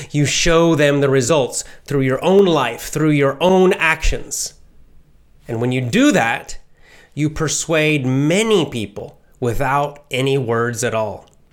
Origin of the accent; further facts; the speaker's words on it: United States; since I'm American